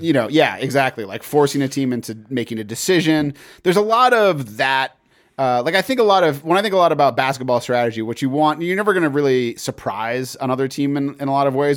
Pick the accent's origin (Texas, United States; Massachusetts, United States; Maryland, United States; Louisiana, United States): Massachusetts, United States; I grew up in Massachusetts